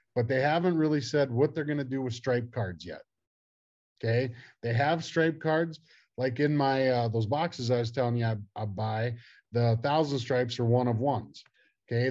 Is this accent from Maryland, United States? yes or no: no; Miles City, Montana, United States; I grew up in Miles City, Montana